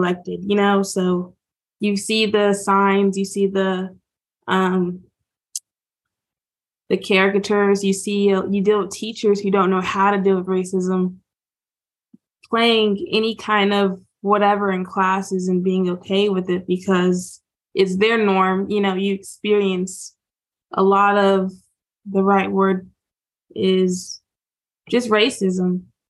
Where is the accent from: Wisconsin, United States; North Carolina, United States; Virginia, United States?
Virginia, United States; Southwest; also born or lived in Charleston, South Carolina; we moved from South Carolina all the way up to Southwest Virginia